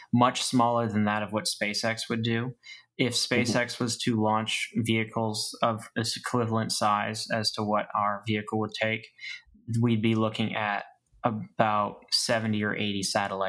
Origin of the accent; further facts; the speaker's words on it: Maine, United States; now in Florida, United States; I'm from Maine originally. I moved to Florida for a reason.